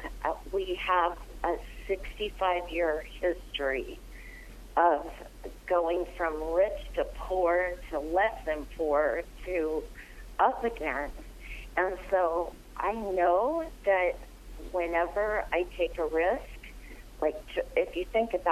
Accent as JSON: {"language": "English", "region": "Arizona", "country": "United States", "said": "I'm from Arizona, and things are not as strict there"}